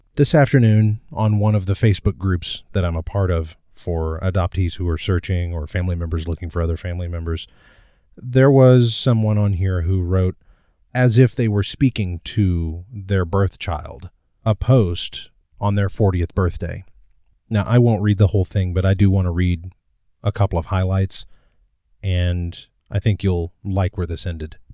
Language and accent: English; Midwest, United States; I was born in 1979 in the Midwest and adopted